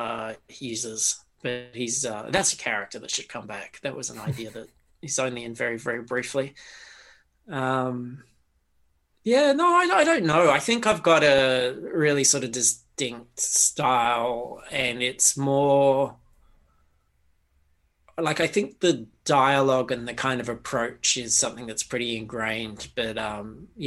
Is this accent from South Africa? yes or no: no; Australia; an Australian growing up